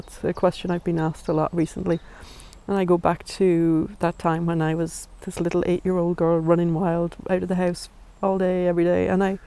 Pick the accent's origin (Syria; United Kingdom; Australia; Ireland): Ireland; also born or lived in New York; being Irish